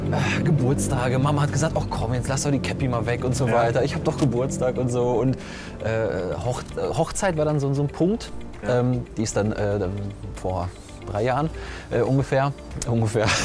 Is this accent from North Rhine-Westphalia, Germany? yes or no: yes; Düsseldorf, North Rhine-Westphalia, Germany; Ich komme aus Düsseldorf